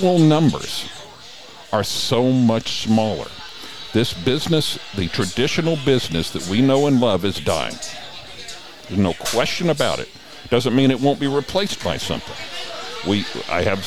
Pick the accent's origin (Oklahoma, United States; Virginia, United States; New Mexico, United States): Oklahoma, United States; Oklahoma City; moved away; when I was growing up in Oklahoma City